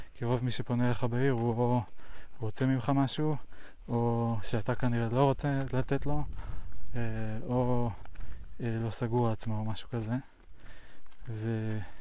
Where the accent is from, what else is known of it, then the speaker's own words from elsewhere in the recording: United States; now in Israel; פעם אני הייתי אמריקאי שגר בארצות הברית